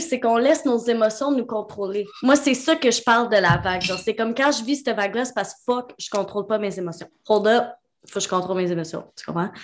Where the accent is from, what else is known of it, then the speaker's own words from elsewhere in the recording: Quebec, Canada; On est québécois